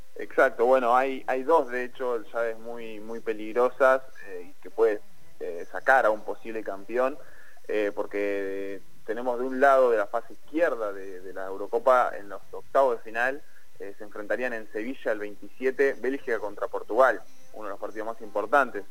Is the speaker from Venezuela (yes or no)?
no; Argentina; siendo argentino